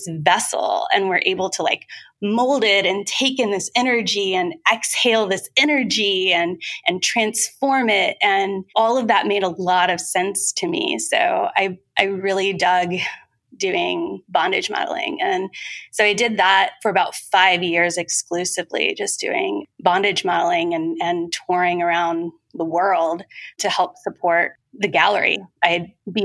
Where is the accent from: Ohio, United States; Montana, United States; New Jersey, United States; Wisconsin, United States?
Ohio, United States; Southern; moved away as an adult; also born or lived in San Francisco; I grew up in Southern Ohio in a very conservative area.